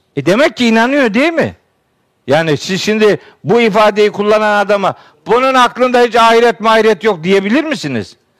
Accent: Trabzon, Turkey; Elhamdülillah, Trabzonluyum

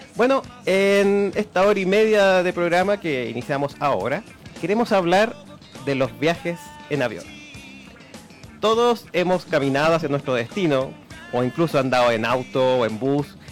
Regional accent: Chile; nosotros somos como isleños, nuestra forma de ser y todo

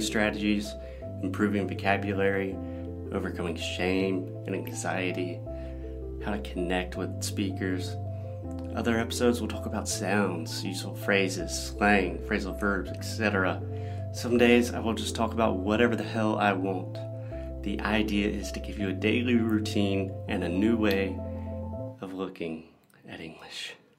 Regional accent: United States; born or raised there; moved away

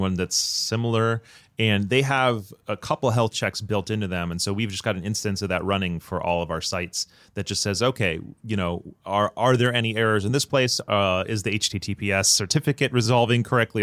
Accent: United States; as an American

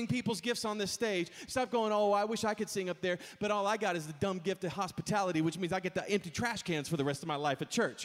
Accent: Texas, United States; I grew up in Texas

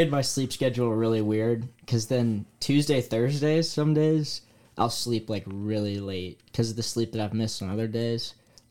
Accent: Charlotte, North Carolina, United States; I'm from Charlotte, North Carolina. I grew up in a family of 6 kids.

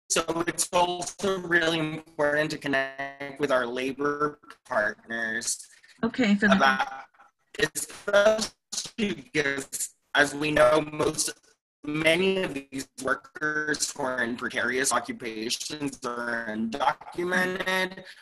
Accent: Yakima Reservation, Washington, United States; I'm from the Cowiche Canyon Conservancy and I'm also from the Native community and the Yakima Reservation.

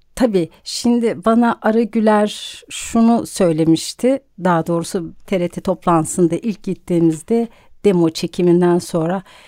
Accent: Bursa, Turkey; now in Istanbul, Turkey; çocukluğum Bursa'da geçti.

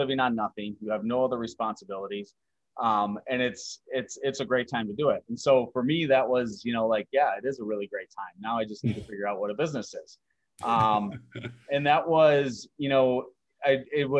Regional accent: Wisconsin, United States; moved away as an adult; as a skier growing up in Wisconsin

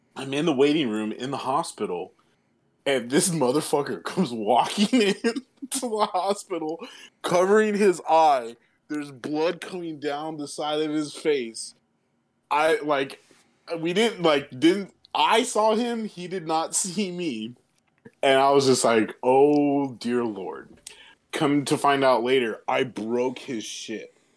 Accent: California, United States; my hometown in California

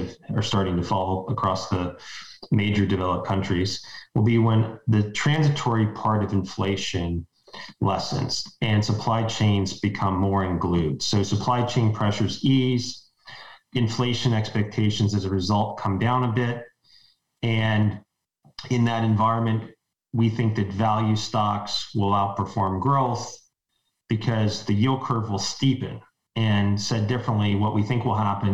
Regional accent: Ohio, United States; moved away as an adult; now in New York, United States; I grew up in Ohio, spent my first 25 years there

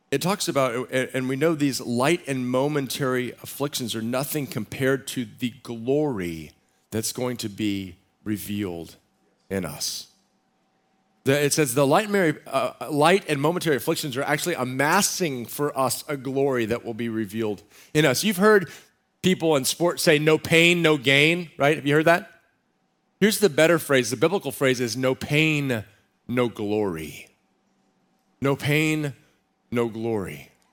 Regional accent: Central Texas, United States; now in San Diego, United States; I grew up in Central Texas

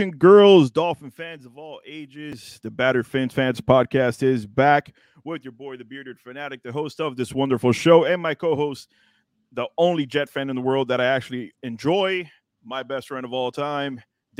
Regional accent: Miami, Florida, United States; born and raised in Miami, Florida. I am original 305 as it hangs back here over my shoulder.

